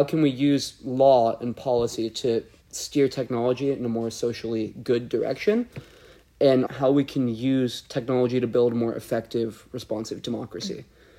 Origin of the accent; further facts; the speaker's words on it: Portland, Oregon, United States; moved away as an adult; also born or lived in Utah; I use he, him pronouns. I'm originally from Portland, Oregon